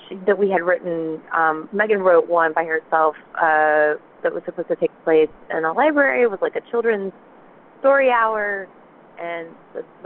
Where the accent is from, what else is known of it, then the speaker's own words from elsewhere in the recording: the South, United States; We're both from the South